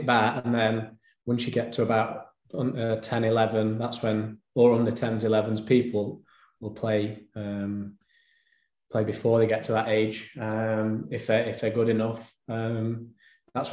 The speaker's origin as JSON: {"language": "English", "town": "Bolsover", "region": "East Midlands", "country": "United Kingdom", "tie": "born or raised there", "also_born_or_lived": "Chesterfield", "said": "born and bred in Bolsover, really. That's where I grew up"}